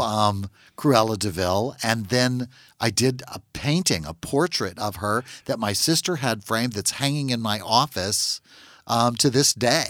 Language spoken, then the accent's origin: English; Natchitoches, Louisiana, United States; I'm from Natchitoches, Louisiana. It's a very small town